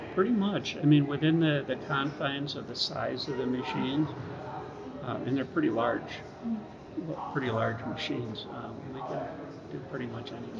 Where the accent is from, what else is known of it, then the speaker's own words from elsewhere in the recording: Rochester, New York, United States; moved away as an adult; now in High Point, United States; I was uh, born and raised in Rochester, New York, and been up there at, up until about two and a half years ago.